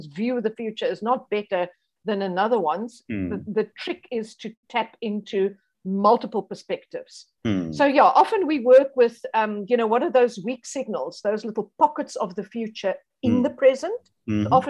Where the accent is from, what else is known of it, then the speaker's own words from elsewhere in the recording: South Africa; being a South African